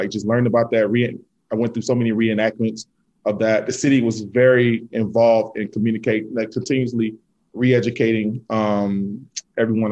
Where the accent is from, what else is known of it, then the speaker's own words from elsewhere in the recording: Selma, Alabama, United States; I was born in Selma, Alabama